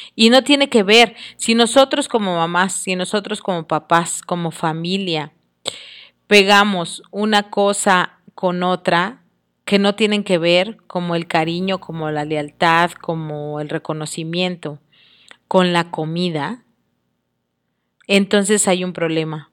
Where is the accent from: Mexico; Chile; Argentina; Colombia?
Mexico; como mexicanos